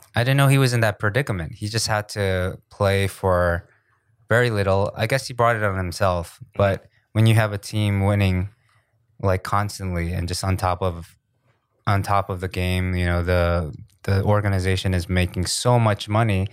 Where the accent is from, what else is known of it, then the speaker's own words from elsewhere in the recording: New York, United States; also born or lived in New Jersey / Riverside, California; I'm from New York because that's where I spent most of my childhood